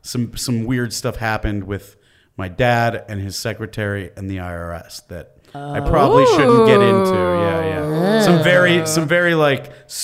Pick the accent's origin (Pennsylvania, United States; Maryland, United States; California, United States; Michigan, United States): Michigan, United States; West Bloomfield; now in Los Angeles, United States; We got married where we grew up in West Bloomfield, Michigan